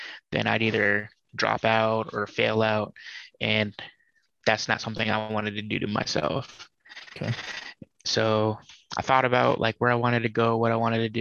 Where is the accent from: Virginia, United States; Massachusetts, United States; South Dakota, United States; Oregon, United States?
Massachusetts, United States; moved away as an adult; leave the state I was born in Massachusetts